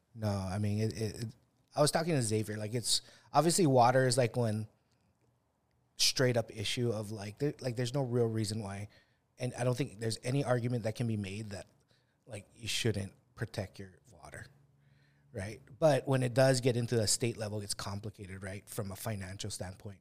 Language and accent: English; Kauai, Hawaii, United States; we come from Kauai